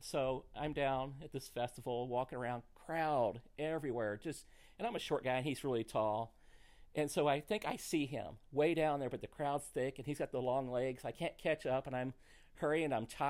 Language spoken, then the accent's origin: English; Missouri, United States; accent: twang; I grew up in Missouri